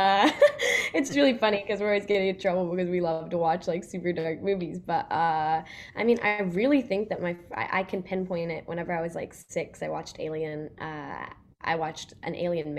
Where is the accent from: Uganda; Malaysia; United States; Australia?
United States; Grapevine, Texas; moved away; also born or lived in Los Angeles; I'm from Texas